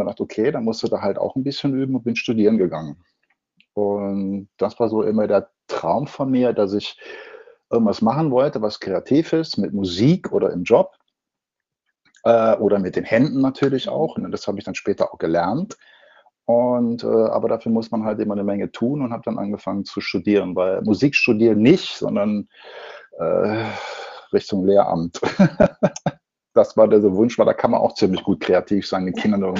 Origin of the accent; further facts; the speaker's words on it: North Rhine-Westphalia, Germany; now in Munich, Germany; ich komme aus dem Ruhrgebiet und habe dann gesagt, pass auf, okay, das Ruhrgebiet tut mir so nicht mehr gut, alleine schon von der Luft her.